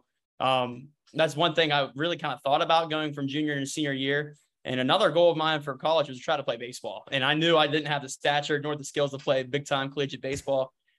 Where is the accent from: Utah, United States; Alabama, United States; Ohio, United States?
Ohio, United States; Shadyside; Well, actually, I'm from Shadyside. So it's like 2 miles. It's like right down the river.